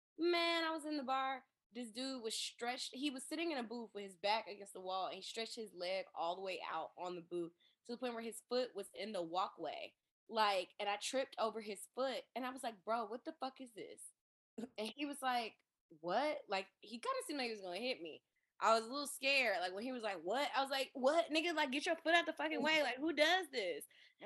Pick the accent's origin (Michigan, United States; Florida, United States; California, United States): Michigan, United States; I'm from Michigan.